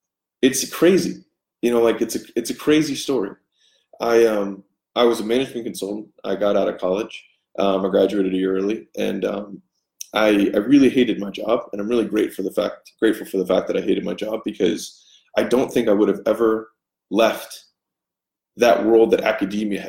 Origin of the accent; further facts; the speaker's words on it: Baltimore, Maryland, United States; moved away as an adult; also born or lived in Inland Empire, California; I'm from Baltimore